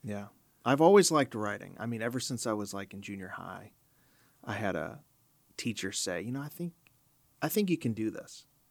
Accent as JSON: {"language": "English", "town": "Chicago", "region": "Illinois", "country": "United States", "tie": "born or raised there", "said": "I grew up in Chicago, so I listened to Moody Radio"}